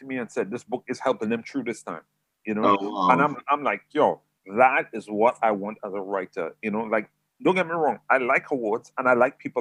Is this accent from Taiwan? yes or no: no; San Fernando, Trinidad & Tobago; moved away as an adult; also born or lived in Hackney, London; now in England; I was actually raised in Trinidad